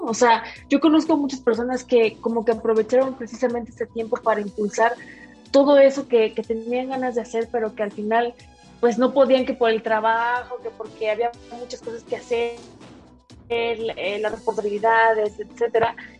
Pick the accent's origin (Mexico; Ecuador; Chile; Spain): Mexico; Mexico City; Soy de aquí, de la Ciudad de México.